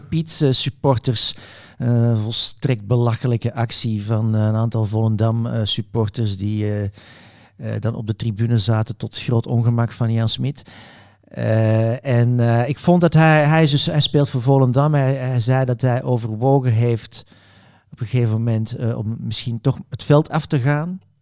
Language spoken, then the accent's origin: Dutch; Belgium; ik zit als Belg